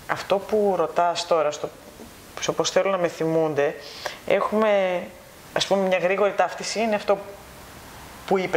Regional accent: Greece; moved away as an adult; Εγώ έφυγα από την Ελλάδα τυχαία πριν έρθει η κρίση. Αυτό που ονομάζουμε κρίση, εντάξει. Και πραγματικά έφυγα τυχαία. Εγώ έφυγα να σπουδάσω.

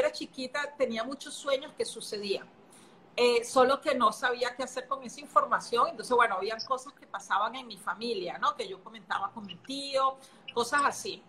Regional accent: Venezuela; moved away as an adult; also born or lived in Brazil / Singapore; now in Panama; soy venezolana, hace casi 13 años que salí de Venezuela, me fui a vivir a Brasil, después de Brasil me fui a vivir a Singapur, después volví a Brasil, de Brasil en Panamá

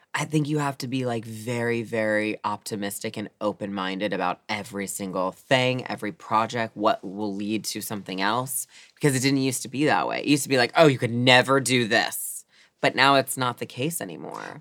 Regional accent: Baltimore, Maryland, United States; Growing up in Baltimore City, we're like kind of the opposite where I was more the minority

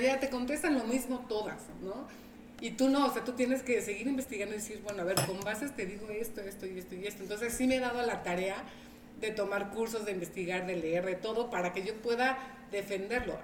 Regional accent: Veracruz, Mexico; now in Tehuacán, Mexico; yo soy de Veracruz

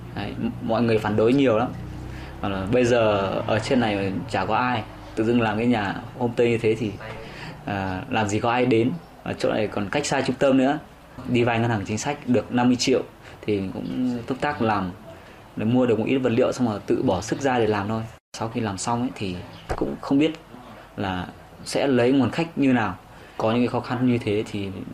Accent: Y Tý, Lào Cai, Vietnam; ở y tí ở quê hương mình

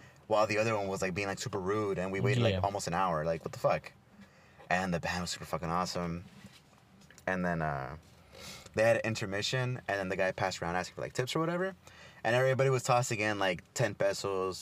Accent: Los Angeles, California, United States; Los Angeles

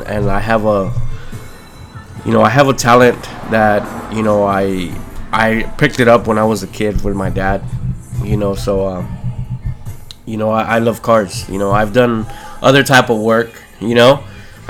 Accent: South Gate, California, United States; I grew up in the city of Southgate.

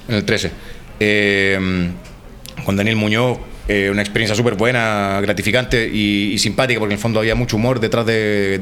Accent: Chile; de Chile

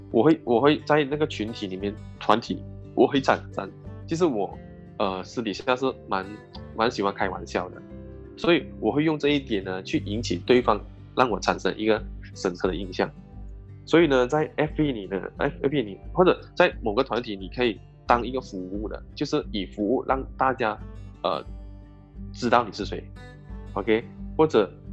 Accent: Malaysia; also born or lived in Singapore; 我是来自马来西亚的

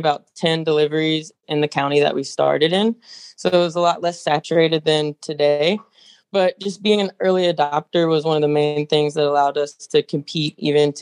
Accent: Nashville, Tennessee, United States; moved away as an adult; now in California, United States; I'm from Nashville.

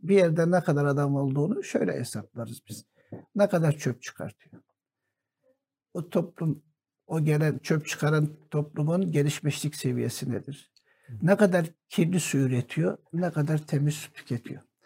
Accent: Antakya, Hatay, Turkey; Bizim Antakya Ova Halep Sancağı'na bağlıydı.

